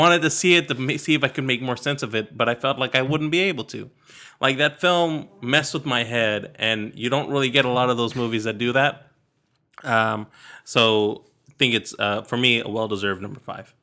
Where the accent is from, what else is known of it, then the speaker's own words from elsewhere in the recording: Sacramento, California, United States; I grew up in Sacramento, in California.